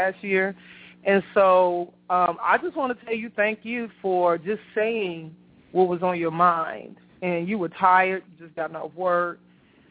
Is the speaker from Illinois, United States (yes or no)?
yes; Chicago, Illinois, United States; now in Atlanta, United States; I'm from Chicago